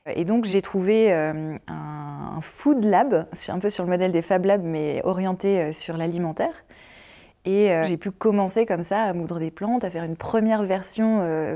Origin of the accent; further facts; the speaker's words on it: Picardy, Hauts-de-France, France; moved away as an adult; also born or lived in Noisy-le-Grand / Vincennes; Moi je venais de Picardie